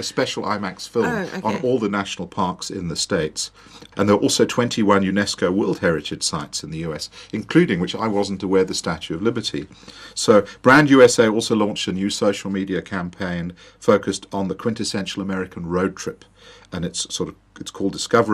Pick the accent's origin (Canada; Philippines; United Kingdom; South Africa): South Africa; I'm from South Africa.